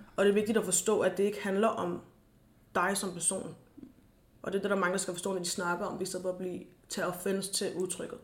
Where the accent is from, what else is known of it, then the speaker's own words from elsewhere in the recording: Denmark; jeg er født i Danmark, men jeg, er, jeg har rødder i Gambia